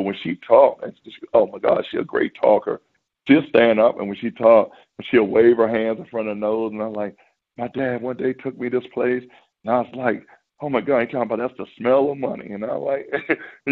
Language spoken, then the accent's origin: English; Washington, District of Columbia, United States; I love Washington, D.C. area. It's my hometown